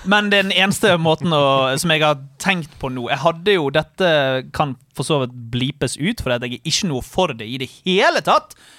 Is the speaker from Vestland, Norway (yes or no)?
yes; Bergen, Vestland, Norway; der jeg kommer fra, i Alvøen i Bergen